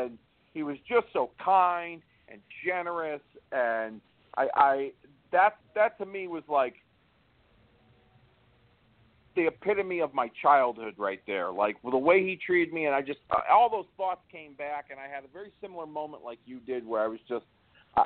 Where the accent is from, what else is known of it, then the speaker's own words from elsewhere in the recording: Hartford, Connecticut, United States; Hartford area